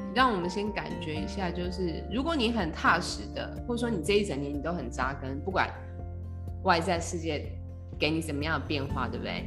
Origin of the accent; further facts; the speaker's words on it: Taiwan; 我们台湾人